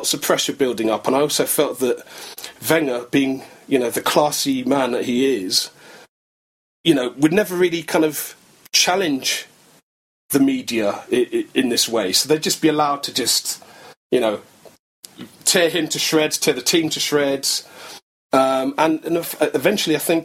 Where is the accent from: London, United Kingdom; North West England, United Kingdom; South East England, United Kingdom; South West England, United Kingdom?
London, United Kingdom; I grew up in North London, in Crouch End